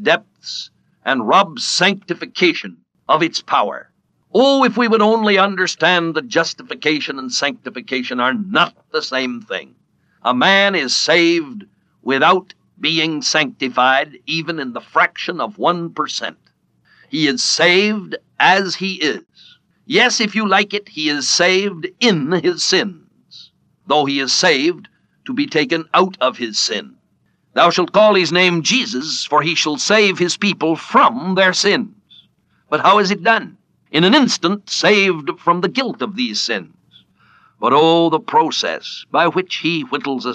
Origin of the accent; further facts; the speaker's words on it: California, United States; When I was a small boy, I was brought up in California